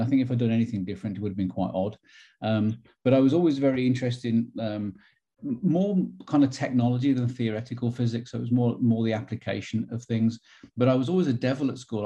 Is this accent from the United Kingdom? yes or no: yes; Wolverhampton, West Midlands, United Kingdom; moved away as an adult; now in Knoxville, United States; growing up as a kid, it was very much traditional. Um, inner city Wolverhampton